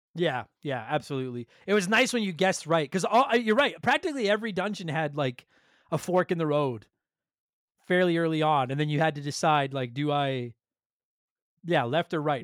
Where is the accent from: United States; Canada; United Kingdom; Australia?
Canada; we're Canadian